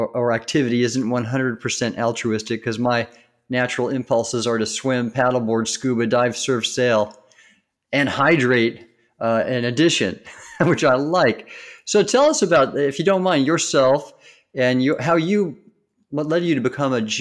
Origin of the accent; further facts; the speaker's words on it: Southern California, United States; when I was young growing up in Southern California